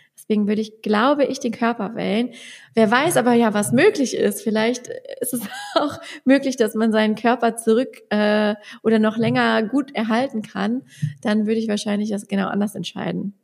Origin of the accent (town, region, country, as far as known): Westerwald, Germany; accent: Westerwald